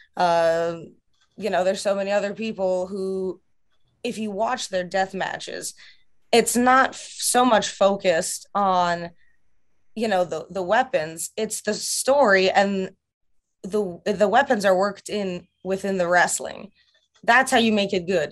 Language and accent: English; Russia; moved away; my home country of Russia